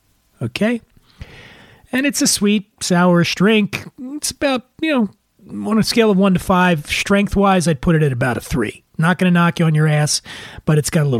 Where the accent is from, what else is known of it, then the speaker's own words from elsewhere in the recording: Philadelphia, Pennsylvania, United States; in my hometown of Philadelphia